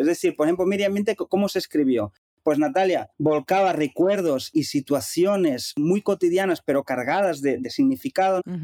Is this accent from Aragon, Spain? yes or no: no; Capellades, Catalonia, Spain; moved away as an adult; also born or lived in Cuba / Dominican Republic / Barcelona; en Capellades, donde yo nací y crecí